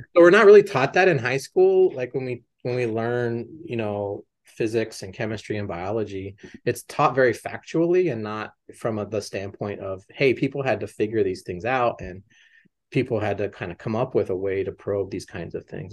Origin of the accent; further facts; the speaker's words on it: Las Cruces, New Mexico, United States; moved away as an adult; also born or lived in Boston; growing up in Las Cruces